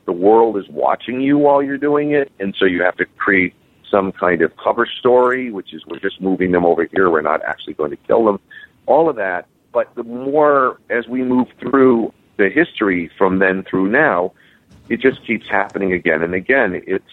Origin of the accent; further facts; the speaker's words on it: United States; growing up in the United States